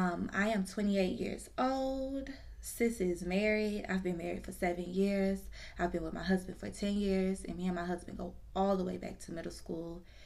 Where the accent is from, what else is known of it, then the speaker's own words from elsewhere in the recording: Georgia, United States; also born or lived in New Jersey / DMV area / Orlando, Florida; I was born in New Jersey. I was raised in the DMV area for a good, I'd say up until I was probably about 5 years old. And then I moved to Georgia. And then I moved to Orlando, Florida for about 7 years. And then moved back to the A.